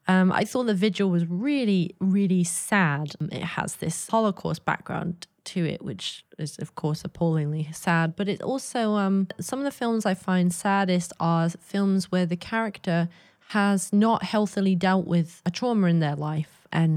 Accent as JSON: {"language": "English", "region": "England", "country": "United Kingdom", "tie": "born there", "said": "I was born in England in the early 90s"}